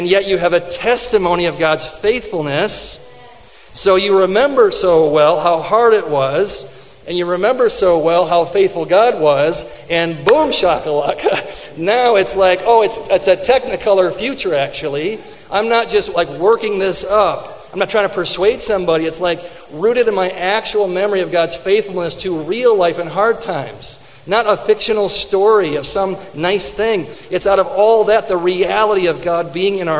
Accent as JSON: {"language": "English", "town": "Fenton", "region": "Michigan", "country": "United States", "tie": "born or raised there", "said": "I grew up in Fenton."}